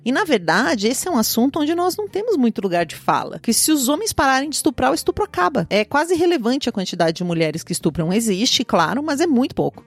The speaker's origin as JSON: {"language": "Portuguese", "region": "interior of Paraná", "country": "Brazil", "tie": "born or raised there", "said": "no interior onde eu nasci, no interior do Paraná"}